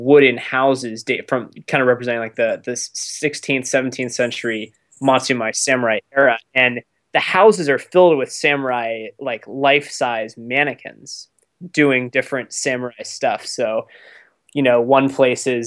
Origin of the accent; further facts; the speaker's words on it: Concord, Massachusetts, United States; moved away as an adult; now in Nanae, Japan; my hometown of Concord, Massachusetts, outside of the great city of Boston